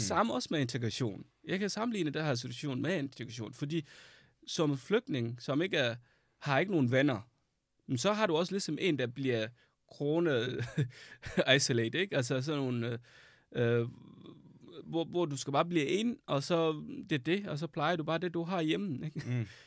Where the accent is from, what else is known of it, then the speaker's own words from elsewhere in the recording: Sudan; Danish is a second language; now in Denmark; Jeg flygtede fra Sudan, fordi der var krig